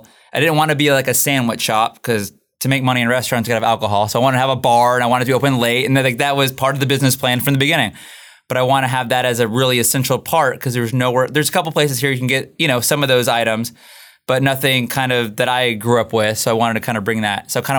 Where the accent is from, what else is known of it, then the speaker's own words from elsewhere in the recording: Dallas, Texas, United States; moved away as an adult; also born or lived in El Paso; now in San Antonio, United States; I grew up in Dallas, so I grew up eating.